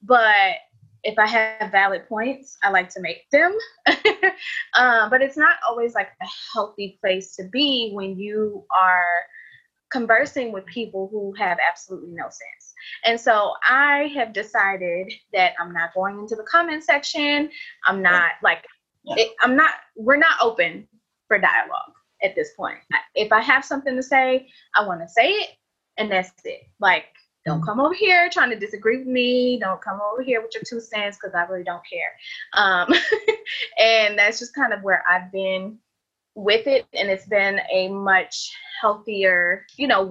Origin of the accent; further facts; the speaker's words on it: Washington, District of Columbia, United States; also born or lived in Ethiopia; now in Atlanta, United States; And I'm Ethiopian. I was raised in DC area and I've been in Atlanta for a very long time